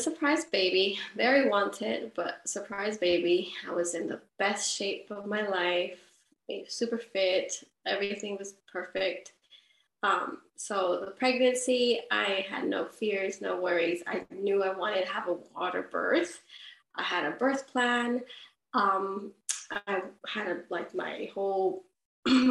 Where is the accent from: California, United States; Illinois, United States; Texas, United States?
California, United States; now in Perth, Australia; I'm from California